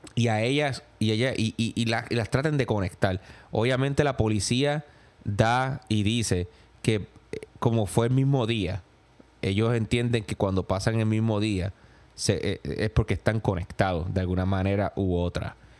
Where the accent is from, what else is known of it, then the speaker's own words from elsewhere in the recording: Gurabo, Puerto Rico; moved away as an adult; also born or lived in New York; now in United States; en mi pueblo, en Gurabo